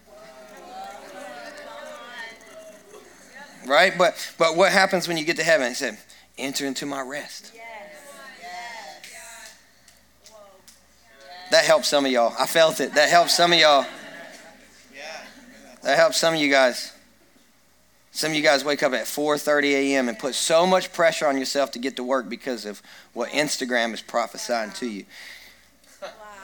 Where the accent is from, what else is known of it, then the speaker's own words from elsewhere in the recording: Kentucky, United States; I grew up in Kentucky and where people shoot and hunt and fish and they do lots of things